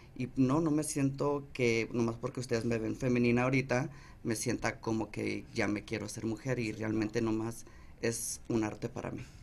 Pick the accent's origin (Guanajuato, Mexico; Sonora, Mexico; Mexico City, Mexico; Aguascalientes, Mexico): Sonora, Mexico; Agua Prieta; accent: Sonora; De Sonora, de Guaprieta, Sonora